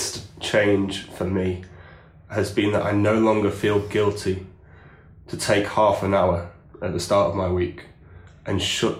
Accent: England, United Kingdom

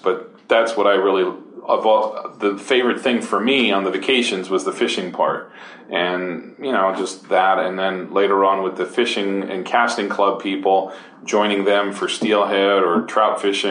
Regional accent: San Francisco, California, United States; I grew up in San Francisco, you know, the big city of San Francisco

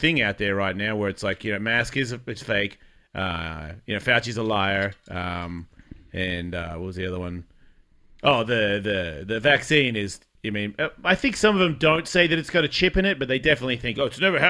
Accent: Australia; moved away; I am Australian

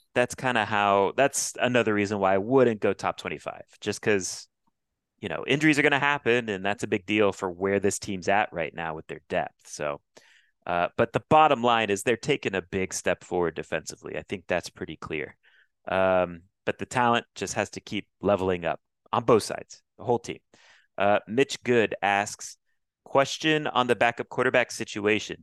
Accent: Florida, United States; I grew up in Florida

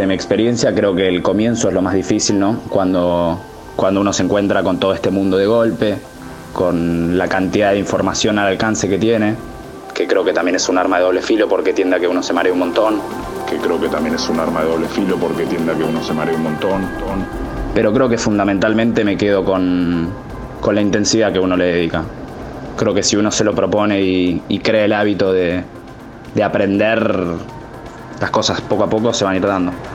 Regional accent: Buenos Aires, Argentina; tengo 22 años, soy de Buenos Aires, soy DJ y productor

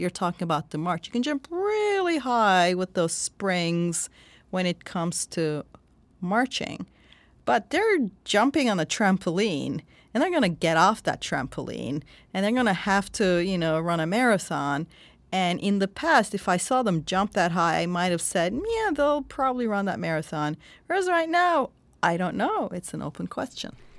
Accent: Turkey; born or raised there

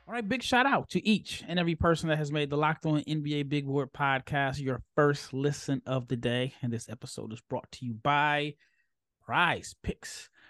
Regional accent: Omaha, Nebraska, United States; I'm from Omaha, I'm a Creighton guy

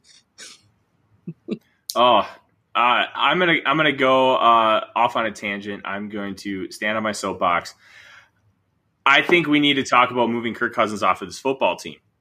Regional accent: Minnesota, United States; I'm a Minnesotan.

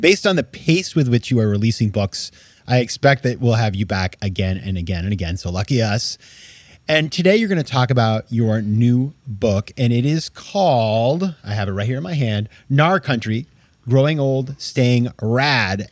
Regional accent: Maine, United States; I grew up skiing. I'm from Maine

